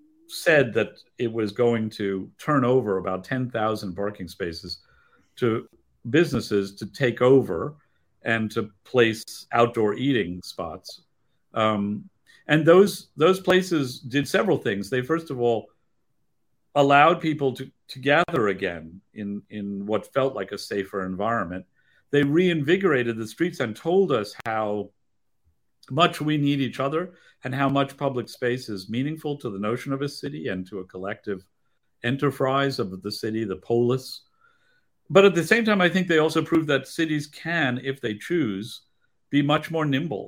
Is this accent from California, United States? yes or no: no; New York City, New York, United States; I grew up in Greenwich Village.